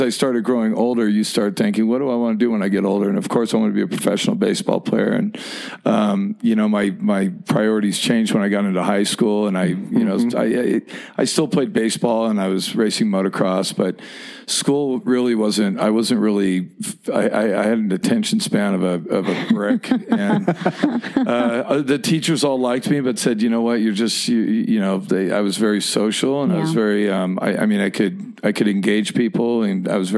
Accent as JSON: {"language": "English", "town": "San Diego", "region": "California", "country": "United States", "tie": "born or raised there", "moved": "yes", "lives_now": "Mammoth Lakes, United States", "said": "I grew up down in San Diego, down in Point Loma"}